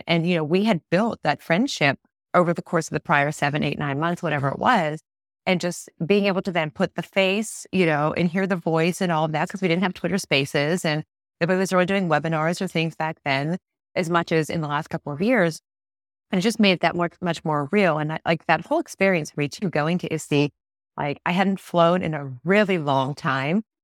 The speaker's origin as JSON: {"language": "English", "town": "Pittsburgh", "region": "Pennsylvania", "country": "United States", "said": "I'm not from Tennessee, I'm from Pittsburgh."}